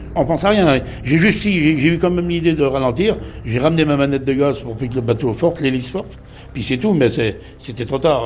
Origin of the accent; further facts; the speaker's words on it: Les Sables-d'Olonne, Pays de la Loire, France; je suis des Sables l'One, ancien marin-pêcheur